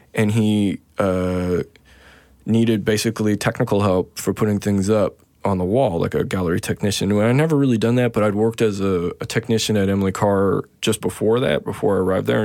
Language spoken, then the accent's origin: English; Saskatoon, Saskatchewan, Canada; moved away; also born or lived in Vancouver / Regina / Toronto / Montreal; I was born in Saskatoon, Saskatchewan